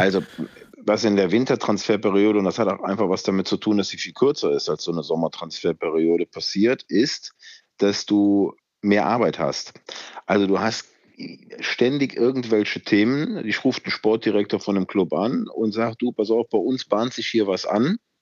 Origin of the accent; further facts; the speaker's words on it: Germany; hier bei uns in Deutschland